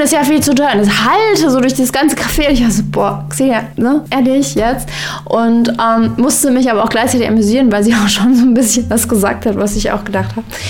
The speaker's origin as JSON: {"language": "German", "country": "Iran", "moved": "yes", "lives_now": "Germany", "said": "würde ich mir als Iranerin trotzdem mal rausnehmen"}